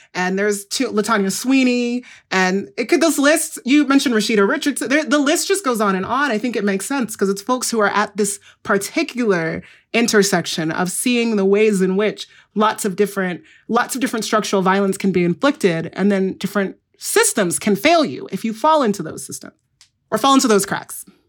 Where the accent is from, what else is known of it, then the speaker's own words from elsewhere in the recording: Igbo, Igboland, Nigeria; I'm from the Igbo group, which is in, um, Nigeria